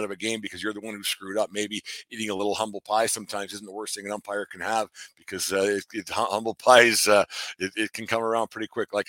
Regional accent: Fort Macleod, Alberta, Canada; moved away; I was back in my hometown of Fort McLeod

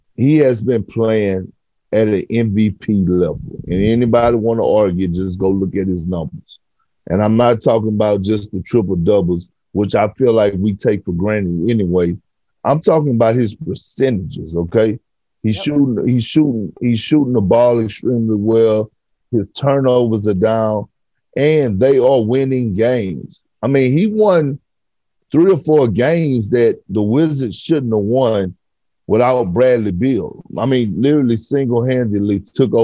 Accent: Toronto, Ontario, Canada; I grew up in Toronto

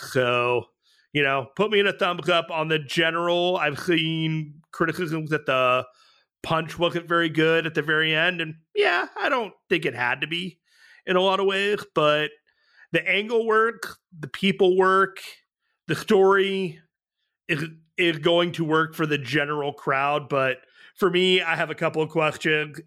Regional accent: San Jose, California, United States; I am from San Jose

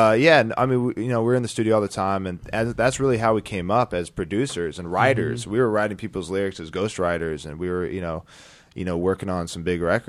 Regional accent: Beverly Hills, California, United States; Born and raised. Beverly Hills, to be exact.

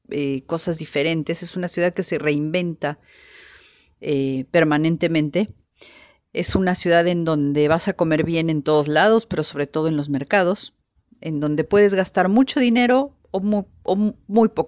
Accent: Mexico City, Mexico; born there; yo nací en la Ciudad de México, gran parte de mi familia es de Oaxaca, otra parte es de Puebla, pero nací en la Ciudad de México.

